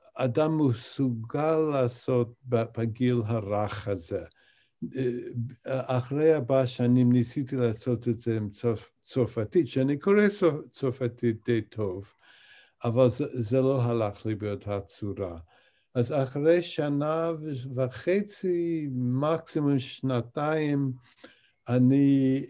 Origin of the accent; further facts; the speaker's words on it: Albany, New York, United States; Hebrew is a second language; אני גדלתי באולבני, ניו יורק